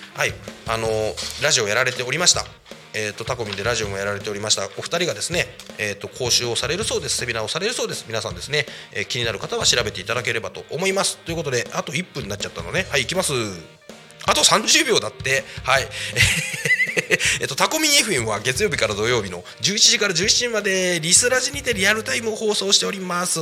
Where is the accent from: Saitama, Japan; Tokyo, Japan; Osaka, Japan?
Saitama, Japan; Koshigaya; moved away as an adult; now in Tako, Japan; 僕のね地元である埼玉県越谷市